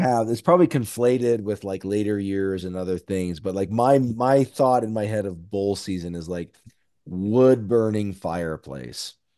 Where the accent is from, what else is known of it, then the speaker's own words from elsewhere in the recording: Lincoln, Nebraska, United States; moved away as an adult; also born or lived in Washington, D.C. area; now in Bend, United States; Diehard Husker fan, born and raised in Lincoln, I currently live in Bend, Oregon